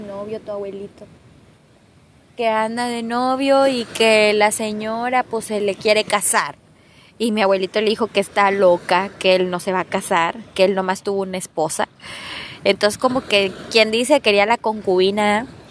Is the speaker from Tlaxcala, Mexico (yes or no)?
no; Ciudad Victoria, Tamaulipas, Mexico; Victoria, Tamaulipas, de donde soy yo